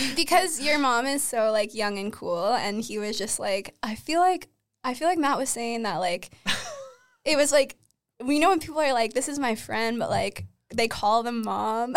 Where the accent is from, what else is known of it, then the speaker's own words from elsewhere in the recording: Uxbridge, Ontario, Canada; also born or lived in Toronto; I grew up in Uxbridge